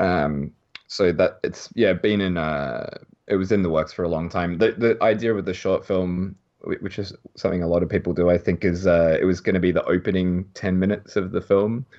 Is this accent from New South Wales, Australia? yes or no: no; Melbourne, Victoria, Australia; now in Japan; I'm from Melbourne